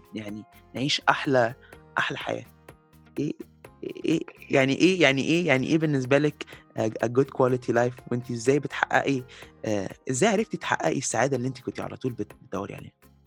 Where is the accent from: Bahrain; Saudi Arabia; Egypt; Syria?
Egypt; احنا كمصريين يعني احنا كمصريين